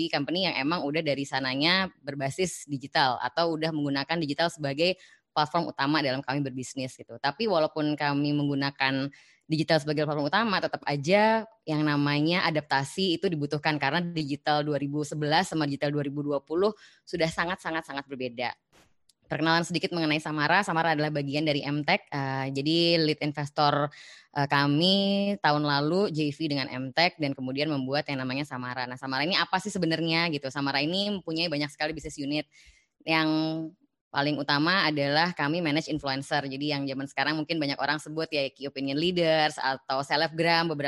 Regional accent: Pekalongan, Central Java, Indonesia; moved away; saya ini putri Pekalongan asli, eh, urbanisasi ke Jakarta tahun 85 Kemudian sampai dari sampai dari sana masih sampai sekarang di Jakarta lah ya.

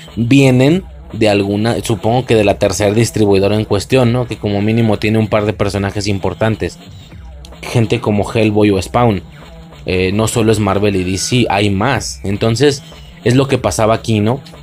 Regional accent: Mexico; en mi país, en México

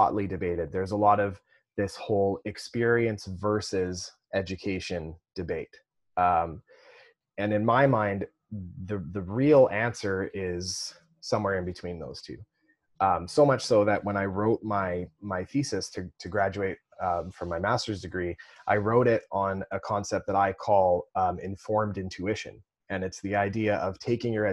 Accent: Kelowna, British Columbia, Canada; also born or lived in North Vancouver; I grew up in Kelowna

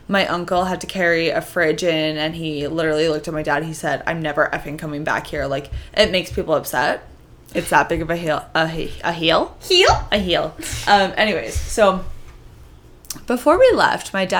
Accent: Canada; Being Canadian was drilled into my head

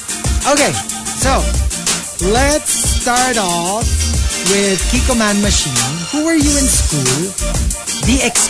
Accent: Philippines; I'm Filipino

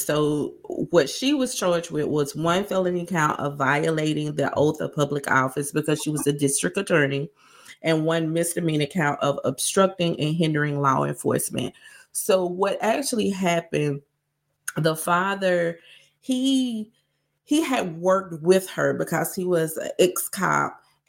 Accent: the South, United States; And since we're from the South, we want to give a big shout out to all of the students, alumni, and fans of the University of Georgia.

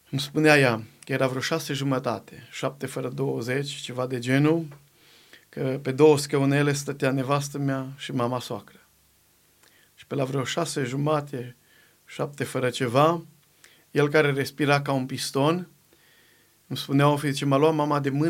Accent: Găvoșdia, Timiș County, Romania; niște colegi de-ai mei cu care am crescut eu la Găvoșdia, de acolo de la casă

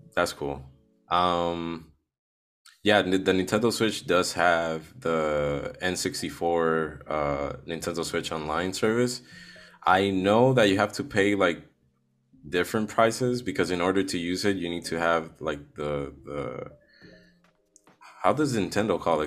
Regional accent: Puerto Rico; I'm from Puerto Rico.

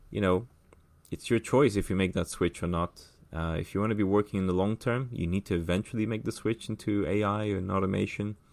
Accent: São Paulo, Brazil; born there; also born or lived in England / United States / Middle East / Ireland; so I was born in Brazil, in São Paulo. Um, I lived. I've lived in the states. I've lived in England for most of my life.

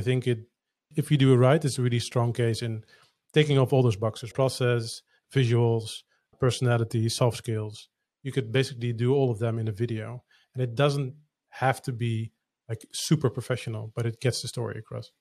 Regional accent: Netherlands; English is a second language; I'm not a native English speaker, I'm Dutch

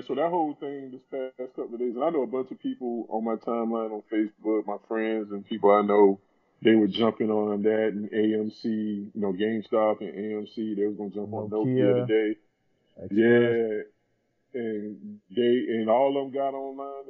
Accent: South Carolina, United States; I'm from a small town in South Carolina. When I was in high school, I think our population in my hometown was like 7,000

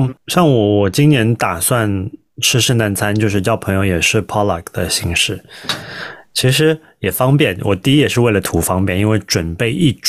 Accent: China; 就好像我们作为中国人。

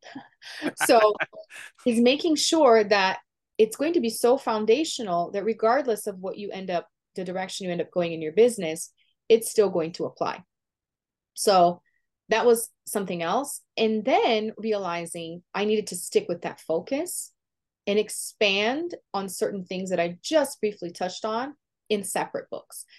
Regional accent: Brazil; first language Portuguese; English is a second language; moved away; I was born and raised in Brazil, Um, so my first language is Portuguese

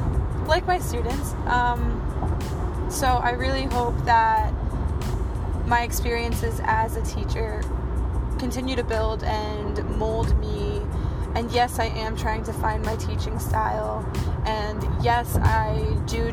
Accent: New Jersey, United States; accent: Jersey; My Jersey accent just came out

